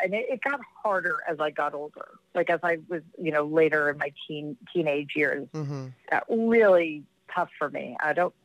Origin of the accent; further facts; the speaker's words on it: New York City, New York, United States; I grew up in Jamaica, Queens.